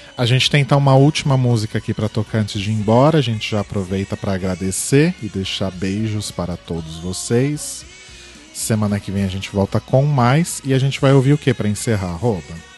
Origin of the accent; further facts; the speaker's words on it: Brazil; a gente é do Brasil